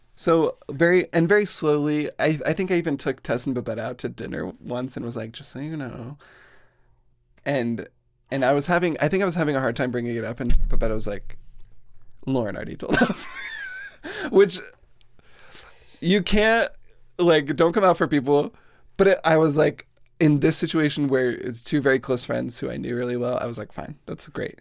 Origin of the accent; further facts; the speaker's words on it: Plain City, Utah, United States; I grew up in Plain City, Utah, which is exactly what it sounds like